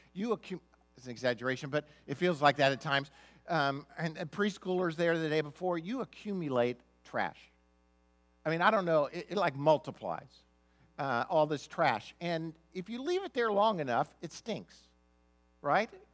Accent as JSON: {"language": "English", "country": "United States", "said": "being born in a Christian family, being an American"}